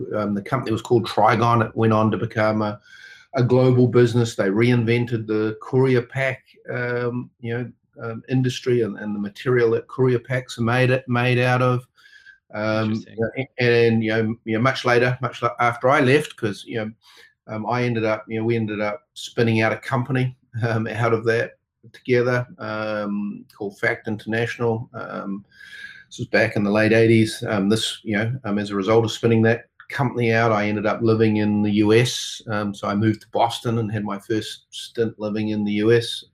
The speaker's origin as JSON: {"language": "English", "country": "New Zealand", "tie": "born or raised there", "also_born_or_lived": "Auckland", "accent": "New Zealander", "said": "I was born and raised here in New Zealand. Did a lot of my early growing up in the countryside on a dairy farm"}